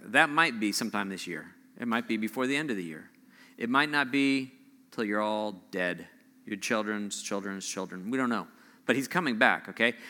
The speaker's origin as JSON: {"language": "English", "region": "Southern California", "country": "United States", "tie": "born or raised there", "moved": "yes", "said": "I grew up, I grew up in Southern California."}